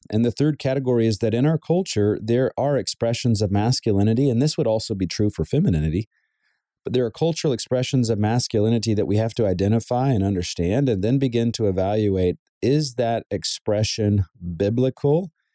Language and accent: English; the South, United States; now in Southern California, United States; Growing up in the South, it was very common to wear a button up shirt with some dress slacks and dress shoes